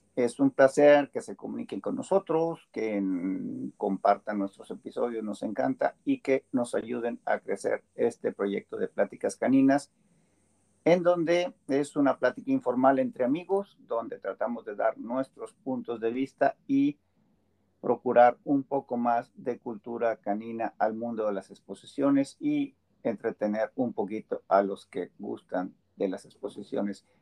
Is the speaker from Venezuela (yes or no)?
no; Mexico; moved away as an adult; now in United States; Yo soy más mexicano que nopal